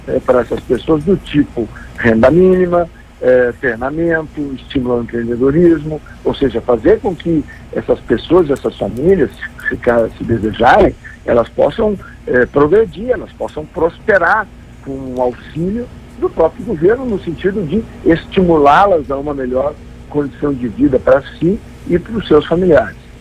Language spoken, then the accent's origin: Portuguese; Gaúcho, Rio Grande do Sul, Brazil; Eu como gaúcho